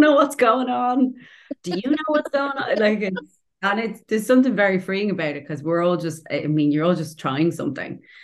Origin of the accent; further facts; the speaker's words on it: Dublin, Leinster, Ireland; moved away as an adult; now in Portobello, Edinburgh, United Kingdom; I'm from Dublin